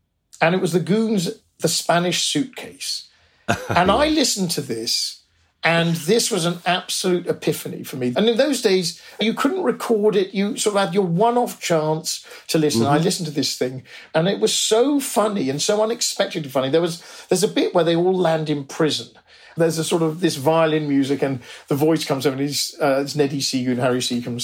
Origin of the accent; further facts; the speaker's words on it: Oxford, South East England, United Kingdom; we grew up in Oxford